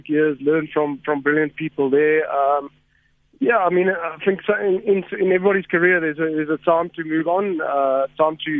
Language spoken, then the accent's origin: English; Somerset East, Eastern Cape, South Africa; moved away as an adult; also born or lived in Stellenbosch; now in Johannesburg, South Africa; I grew up in the Eastern Cape, all of my schooling, and then moved to Stellenbosch and came up to Joburg